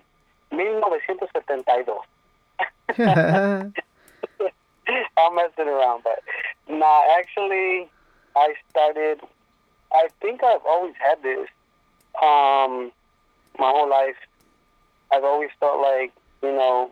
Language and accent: English; Lancaster, California, United States; English is a second language; also born or lived in Berumbo, Guanajuato, Mexico; I'm from Lancaster, California